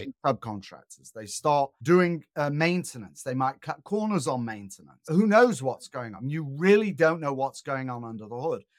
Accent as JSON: {"language": "English", "town": "Manchester", "region": "North West England", "country": "United Kingdom", "moved": "yes", "said": "I'm originally from Northern England, an industrial town called Manchester."}